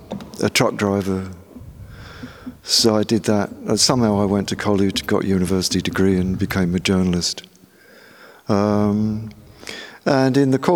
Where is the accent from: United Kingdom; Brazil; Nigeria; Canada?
United Kingdom; London; moved away as an adult; now in Buffalo, United States; I was born in London, England. My family comes out of the Port of London. Thames River, Port of London workers, merchant sailors, stevedores, truck drivers.